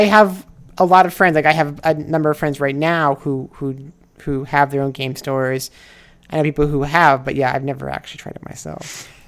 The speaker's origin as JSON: {"language": "English", "region": "Nebraska", "country": "United States", "tie": "born or raised there", "also_born_or_lived": "Osaka, Japan", "moved": "as an adult", "lives_now": "Los Angeles, United States", "said": "I'm from Nebraska."}